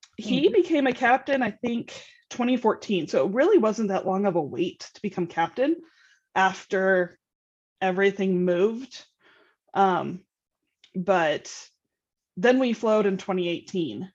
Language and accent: English; Utah, United States; I'm from Utah.